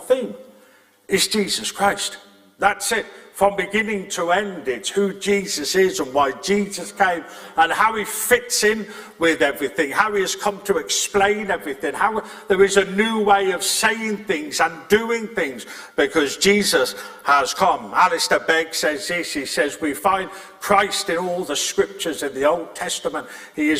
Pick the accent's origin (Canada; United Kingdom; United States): United Kingdom; England; also born or lived in Scotland; now in Northern Ireland, United Kingdom; I was born in England with a Welsh surname and I got saved in Scotland and called to Northern Ireland.